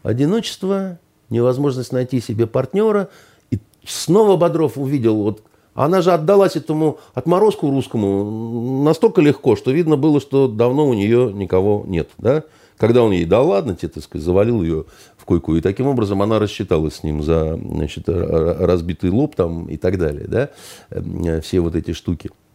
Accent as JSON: {"language": "Russian", "country": "Russia"}